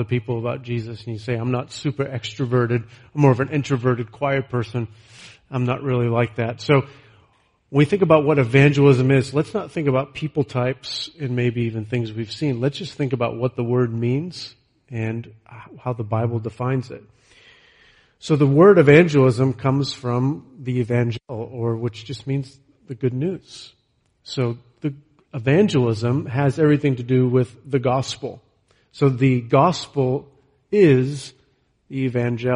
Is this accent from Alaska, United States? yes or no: no; Leominster, Massachusetts, United States; now in Nebraska, United States; growing up in Leominster and never heard the gospel at all growing up in our home